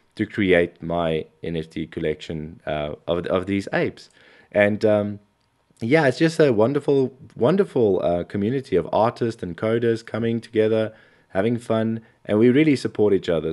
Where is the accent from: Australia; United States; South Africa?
South Africa; I come from South Africa